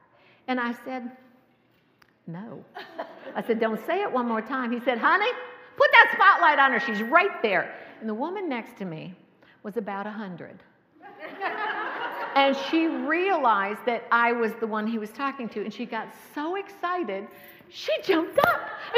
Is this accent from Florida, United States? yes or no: yes; Cocoa Beach, Florida, United States; I'm from Cocoa Beach, Florida, where the Space Center is